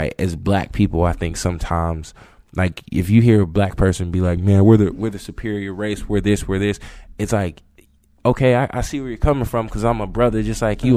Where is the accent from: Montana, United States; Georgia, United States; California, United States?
Georgia, United States; moved away as an adult; also born or lived in Florida; now in South Carolina, United States; growing up in Georgia